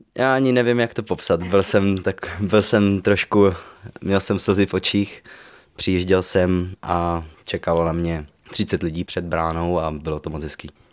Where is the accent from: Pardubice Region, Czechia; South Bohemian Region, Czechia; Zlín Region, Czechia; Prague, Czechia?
Pardubice Region, Czechia; Trusnov; narodil jsem se tady v Trusnově a od malička tady vlastně žiju doteď.